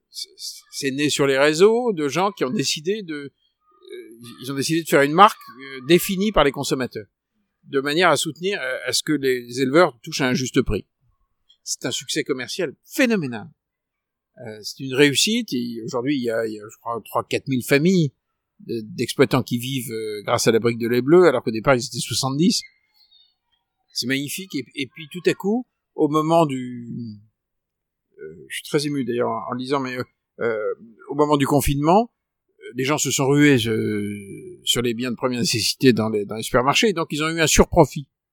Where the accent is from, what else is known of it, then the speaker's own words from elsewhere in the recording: Paris, Île-de-France, France; moi en tant que Parisien